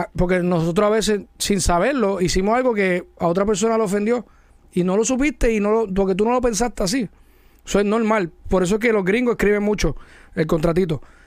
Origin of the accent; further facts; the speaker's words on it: Mayagüez, Puerto Rico; yo soy de Mayagüez. Yo no de la Metro